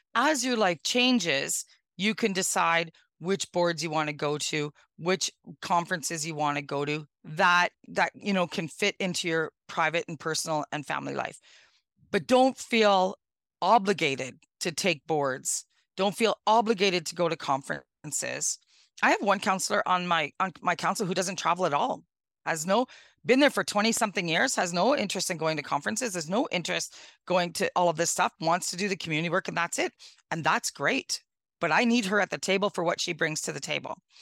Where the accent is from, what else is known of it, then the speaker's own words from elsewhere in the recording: Northwestern Ontario, Canada; born and raised in Northwestern Ontario